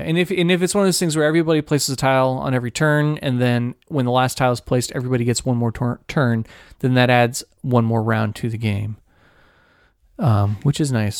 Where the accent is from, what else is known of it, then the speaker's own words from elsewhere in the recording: Ohio, United States; the church that I I, I grew up going to in Ohio.